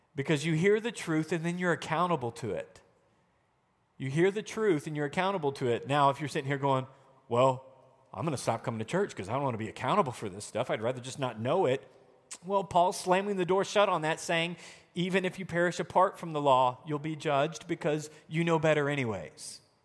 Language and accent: English; Arkansas, United States; moved away; also born or lived in Wisconsin; I'm the idiot from Arkansas